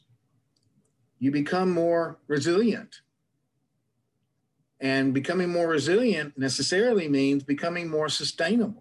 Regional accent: Shreveport, Louisiana, United States; I was raised in North Louisiana, a place called Shreveport that no one's ever heard of, but it's 3 hours east of Dallas.

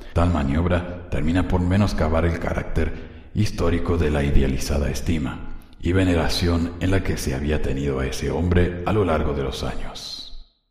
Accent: Spain; un miembro converso español

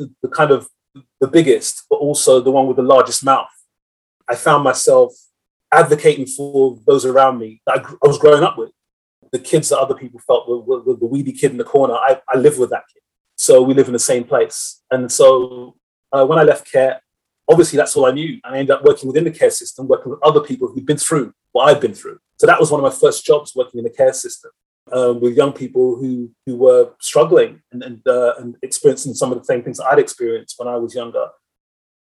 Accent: London, United Kingdom; I grew up in West London

